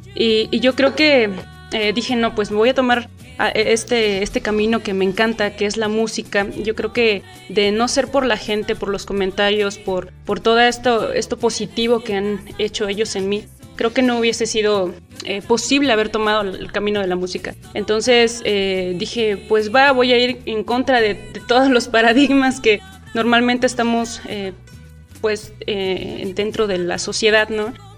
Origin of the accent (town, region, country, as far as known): Mexico